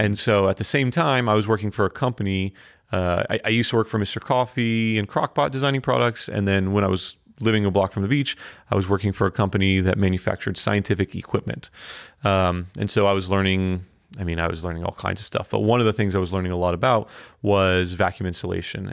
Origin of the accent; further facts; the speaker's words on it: Fort Lauderdale, Florida, United States; moved away as an adult; now in Asheville, United States; we're from Fort Lauderdale